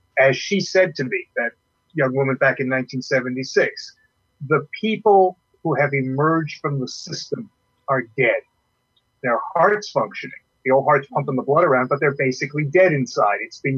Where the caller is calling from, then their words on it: Alexandria, Virginia, United States; I'm from Alexandria, Virginia.